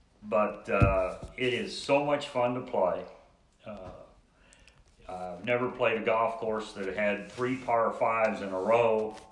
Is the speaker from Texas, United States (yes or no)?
no; Peru, Indiana, United States; in Peru, my hometown